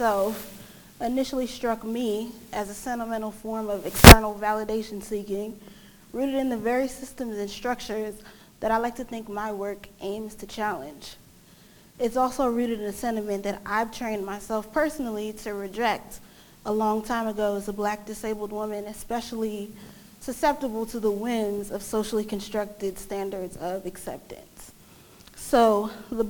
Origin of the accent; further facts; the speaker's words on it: New York City, New York, United States; I'm a native New Yorker